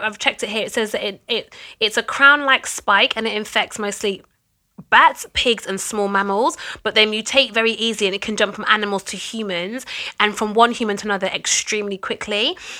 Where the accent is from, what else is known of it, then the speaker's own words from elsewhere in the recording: Jamaica; I'm already a Jamaican black woman.